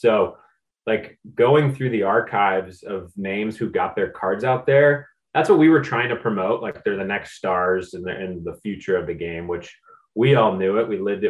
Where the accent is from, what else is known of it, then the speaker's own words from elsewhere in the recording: East Coast, United States; gosh, growing up in the East Coast, I'd never been west of like New York.